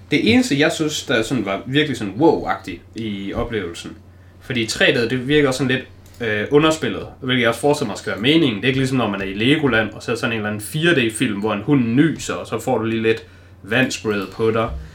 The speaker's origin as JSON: {"language": "Danish", "country": "Denmark", "said": "som dansker"}